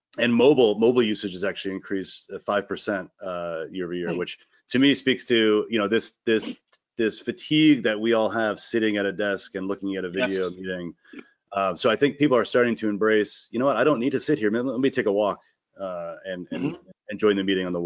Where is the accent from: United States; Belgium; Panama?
United States; Connecticut; moved away as an adult; also born or lived in Boston / Dorchester; now in Vermont, United States; I'm from Connecticut originally, and then I went to school in Boston and was there until this year. So sort of 20 years in Connecticut, 20 years in Boston